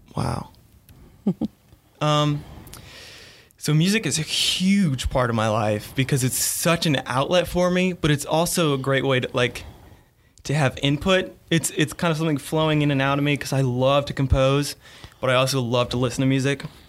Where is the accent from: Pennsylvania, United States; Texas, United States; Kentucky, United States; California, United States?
Kentucky, United States; northern; moved away as an adult; now in Greenville, United States; I grew up in, uh, northern Kentucky